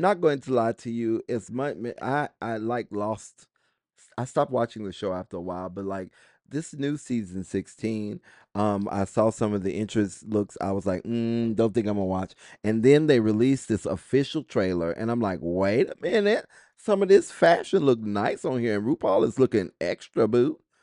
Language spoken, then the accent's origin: English; United States; I am proud of being an American